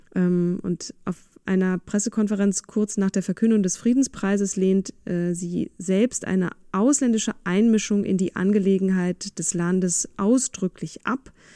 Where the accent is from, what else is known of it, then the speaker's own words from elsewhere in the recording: Germany; also born or lived in Vienna, Austria; ich wurde natürlich sofort als Piefke enttarnt